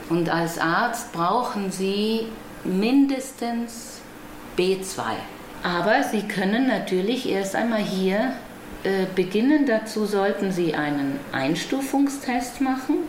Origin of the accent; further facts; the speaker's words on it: Cuba; German is a second language; moved away as an adult; now in Berlin, Germany; Ich bin in Kuba geboren, aber ich bin jetzt hier.